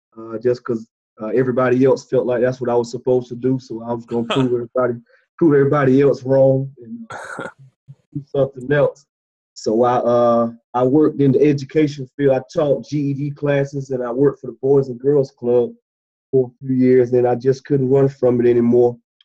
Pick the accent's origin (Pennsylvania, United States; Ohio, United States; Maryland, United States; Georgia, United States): Georgia, United States; Dublin; also born or lived in Clinton, South Carolina; I'm originally from Dublin, Georgia, middle Georgia area, right below Macon, about 35 minutes from the Macon, Georgia area.